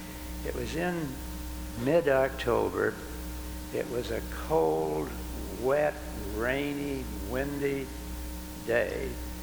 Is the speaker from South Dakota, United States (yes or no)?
yes; Mitchell, South Dakota, United States; We lived at Mitchell, South Dakota. That's been my hometown all of my life and still is.